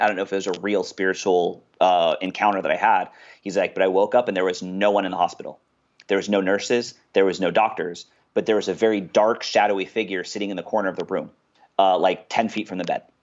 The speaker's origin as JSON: {"language": "English", "town": "Westminster", "region": "California", "country": "United States", "tie": "born or raised there", "said": "I grew up in a place called Westminster, California. It's in Orange County"}